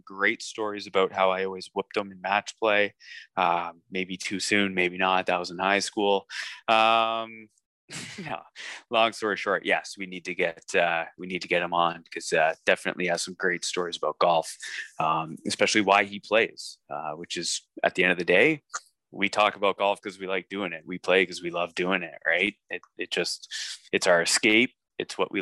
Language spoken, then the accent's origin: English; Canada; as a Canadian or Northern hemisphere golf professional